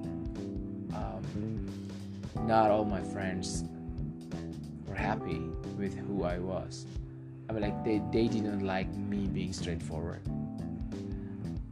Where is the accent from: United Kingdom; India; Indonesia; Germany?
Indonesia; English is a second language; I'm from Indonesia. I don't always speak English every day